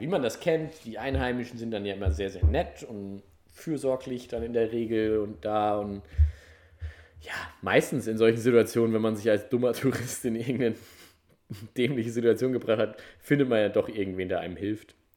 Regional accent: Germany; wenn du dann da so als Deutscher

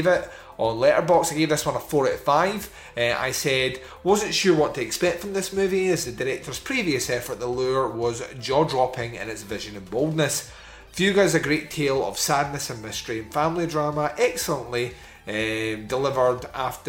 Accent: Scotland, United Kingdom; I'm Scottish

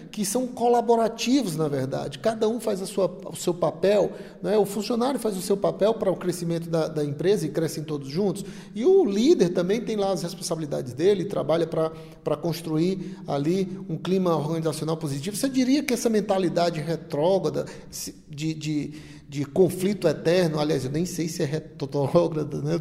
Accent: Ceará, Brazil; nós que somos aqui do Nordeste, especialmente aqui no Ceará também

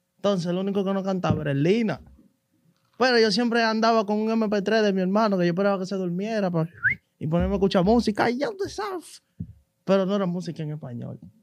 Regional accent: Capotillo, Distrito Nacional, Dominican Republic; Yo vengo de Capotillo

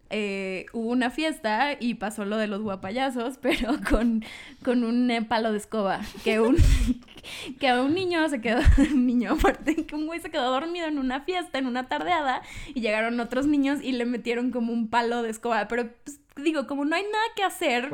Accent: Cancún, Quintana Roo, Mexico; now in Mexico City, Mexico; Yo soy del, del bello estado de Quintana Roo, soy de Cancún

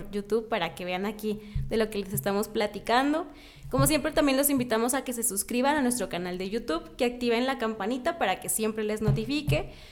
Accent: Mexico

